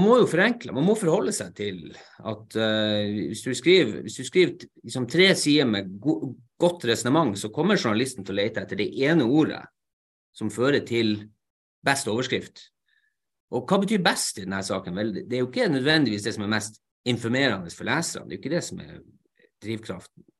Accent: Narvik, Nordland, Norway; først og fremst er jeg narvikværing

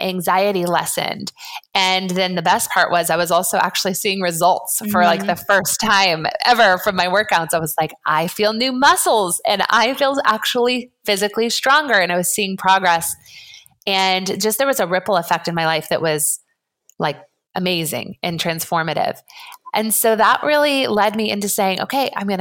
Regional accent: Colorado, United States; now in Santa Barbara, United States; I was born in Colorado, grew up as an athlete

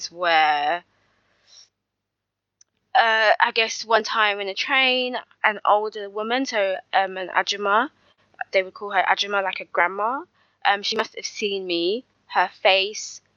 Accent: London, United Kingdom; accent: London; I'm technically Nigerian, but I was born and raised in the UK

